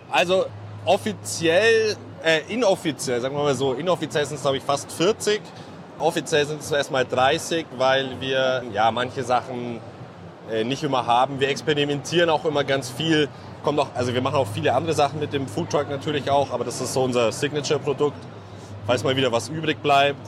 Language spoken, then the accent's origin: German; Allgäu, Bavaria, Germany; wir kommen ja gebürtig aus dem Allgäu